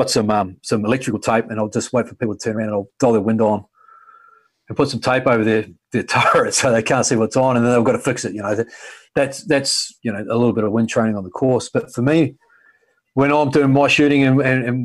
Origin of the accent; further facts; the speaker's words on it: New Zealand; moved away as an adult; now in Australia; I grew up in New Zealand. I was in New Zealand until I was 26 years.